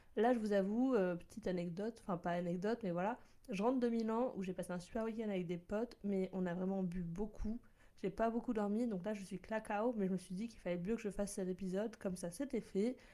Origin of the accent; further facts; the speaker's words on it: Bordeaux, Nouvelle-Aquitaine, France; moved away as an adult; also born or lived in Lyon; now in Paris, France; j'étais à Bordeaux car je suis originaire de Bordeaux. Donc oui, je dis chocolatine, poche